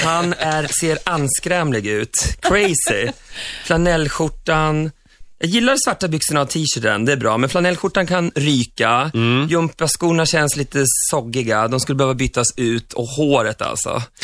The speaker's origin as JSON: {"language": "Swedish", "country": "Sweden"}